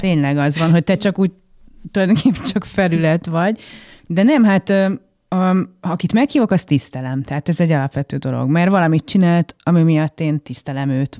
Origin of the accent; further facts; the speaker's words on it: Gödöllő, Pest, Hungary; a nagy családi házat, amiben részben én is fölnőttem